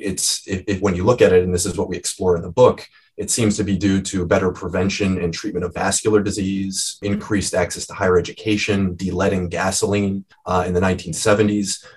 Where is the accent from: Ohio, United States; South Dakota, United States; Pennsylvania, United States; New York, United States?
Ohio, United States; Cleveland; I am originally from Cleveland